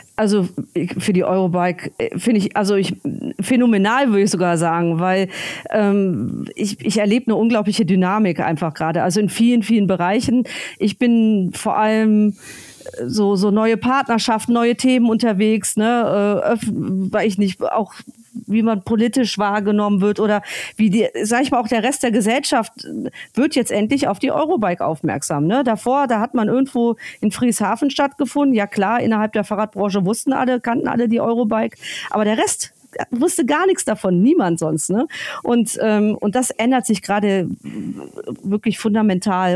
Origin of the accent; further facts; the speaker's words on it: North Rhine-Westphalia, Germany; also born or lived in Berlin; now in Friedrichshafen, Germany; ich bin groß geworden am Niederrhein ja. in Nordrhein-Westfalen